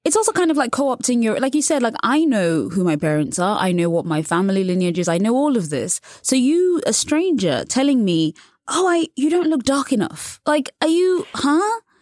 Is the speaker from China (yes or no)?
no; England, United Kingdom; I was born and raised in England